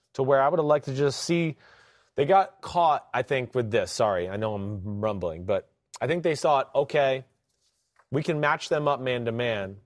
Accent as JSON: {"language": "English", "region": "New Jersey", "country": "United States", "said": "I'm from Jersey"}